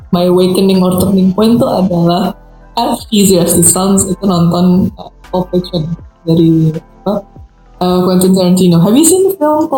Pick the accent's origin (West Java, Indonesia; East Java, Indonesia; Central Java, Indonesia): West Java, Indonesia; Depok; gue itu orang Depok